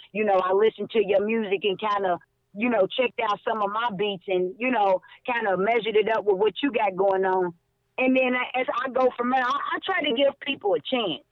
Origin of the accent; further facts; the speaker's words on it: Louisville, Kentucky, United States; my hometown, Louisville, Kentucky